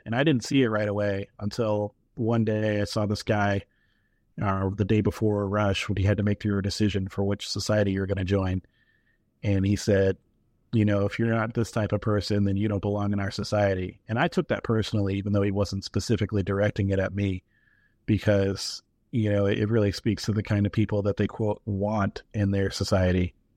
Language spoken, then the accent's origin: English; New Hampshire, United States; I grew up in New Hampshire